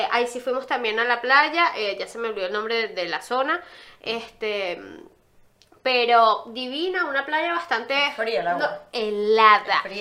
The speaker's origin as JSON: {"language": "Spanish", "country": "Venezuela", "moved": "yes", "lives_now": "Uruguay", "said": "somos de Venezuela, pero vivimos en, Uruguay."}